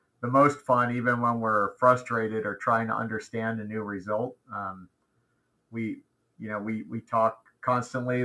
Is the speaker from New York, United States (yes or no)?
no; outside of Baltimore, Maryland, United States; moved away as an adult; also born or lived in Portland, Oregon; I was born in Maryland, raised mainly outside of Baltimore